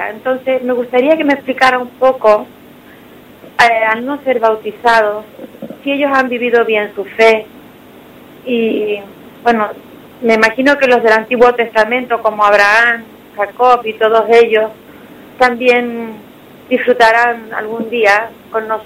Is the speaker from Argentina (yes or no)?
yes; Argentina; soy argentina y me crié desde pequeña en el barrio.